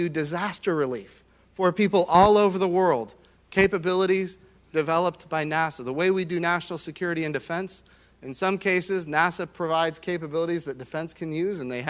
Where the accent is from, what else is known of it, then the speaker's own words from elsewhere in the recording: Oklahoma, United States; I come from Oklahoma